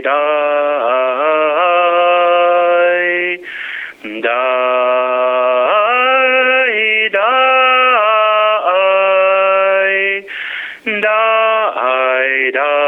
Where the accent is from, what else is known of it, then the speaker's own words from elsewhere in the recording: California, United States; first language English; I'm from California originally, so English is my first language